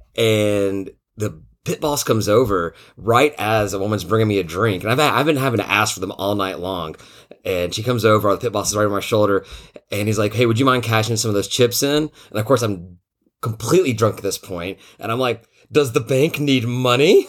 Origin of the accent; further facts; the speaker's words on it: Tennessee, United States; moved away; I'm from Tennessee